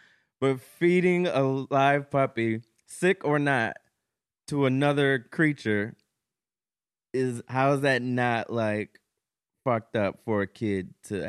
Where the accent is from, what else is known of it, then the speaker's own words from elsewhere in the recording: Ohio, United States; I'm from Ohio, but that's the thing about Ohio. There's actual like cities and shit in Ohio.